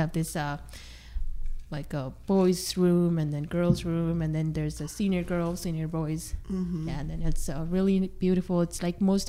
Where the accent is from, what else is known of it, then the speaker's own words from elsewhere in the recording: Nepal; now in Sonoma, United States; actually from Nepal